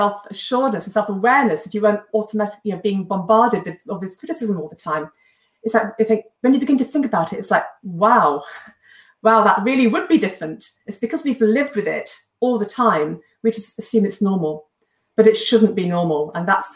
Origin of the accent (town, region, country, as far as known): England, United Kingdom